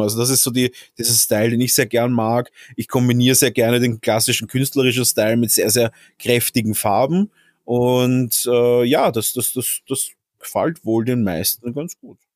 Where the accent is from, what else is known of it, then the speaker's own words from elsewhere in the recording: Austria; als Österreicher